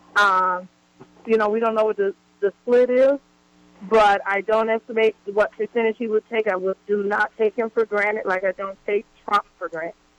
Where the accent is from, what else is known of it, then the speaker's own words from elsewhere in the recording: Memphis, Tennessee, United States; also born or lived in Arkansas; now in Tucson, United States; I grew up in Memphis